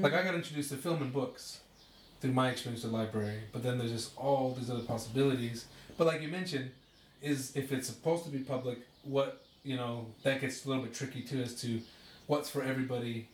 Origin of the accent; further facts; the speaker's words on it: Utah, United States; I grew up in Utah